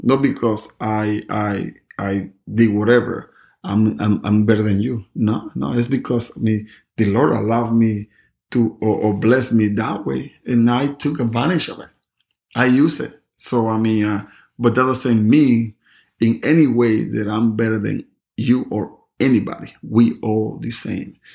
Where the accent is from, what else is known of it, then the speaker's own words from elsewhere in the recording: Panama; moved away; I never forget my town, my hometown, Panama.